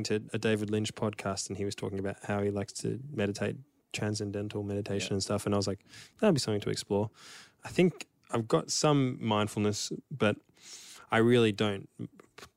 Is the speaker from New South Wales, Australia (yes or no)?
no; Melbourne, Victoria, Australia; in Melbourne when we played our last show, which was my hometown